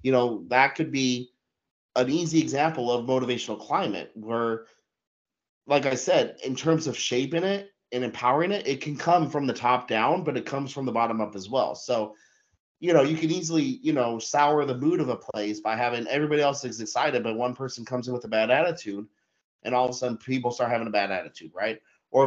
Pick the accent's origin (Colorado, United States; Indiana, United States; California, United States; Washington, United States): Colorado, United States; Denver; moved away as an adult; now in Germany; I grew up in Denver, Colorado, and I love Denver, Colorado, but I spent my whole life living there.